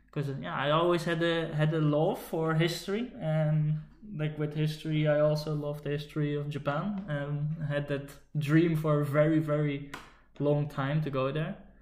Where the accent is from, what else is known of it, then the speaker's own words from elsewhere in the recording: Netherlands; English is a second language; growing up in the Netherlands